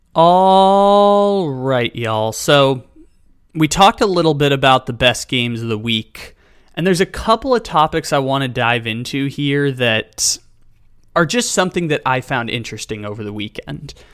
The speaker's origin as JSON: {"language": "English", "town": "San Diego", "region": "California", "country": "United States", "said": "I'm from San Diego"}